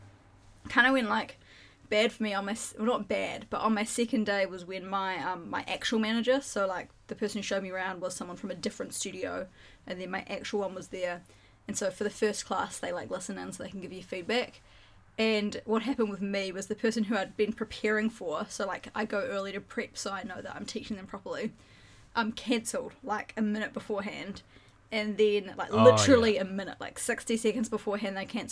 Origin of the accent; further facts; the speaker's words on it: New Zealand; I'm from New Zealand.